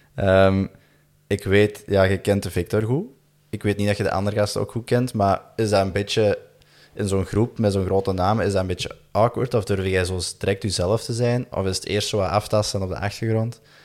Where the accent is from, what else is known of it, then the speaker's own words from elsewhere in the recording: Belgium; we als Belgen